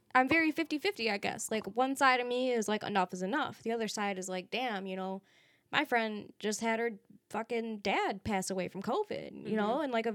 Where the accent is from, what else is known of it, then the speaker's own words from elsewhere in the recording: Peru; I'm from Peru.